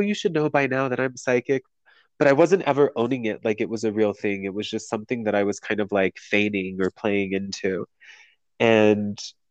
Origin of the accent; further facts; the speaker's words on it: San Diego, California, United States; moved away as an adult; also born or lived in Las Vegas; I'm from San Diego, and I left San Diego when I was 20 and moved to Vegas